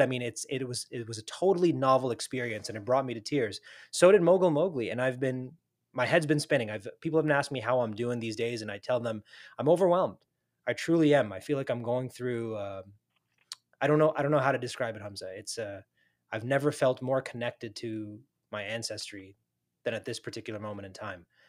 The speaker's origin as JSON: {"language": "English", "country": "United States", "said": "as a fellow South Asian, fellow Muslim, fellow American"}